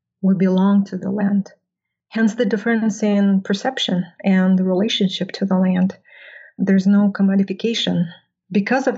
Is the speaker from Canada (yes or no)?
no; Russia; moved away; I grew up in a community which is about 60 kilometers west of the lake